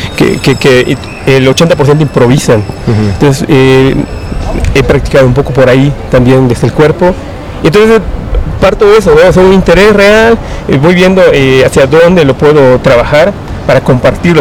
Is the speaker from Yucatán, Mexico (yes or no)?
yes; Yucatán, Mexico; moved away as an adult; also born or lived in Guanajuato; now in Oaxaca, Mexico; soy, soy del estado de Yucatán, pero aquí ya en, la ciudad de Oaxaca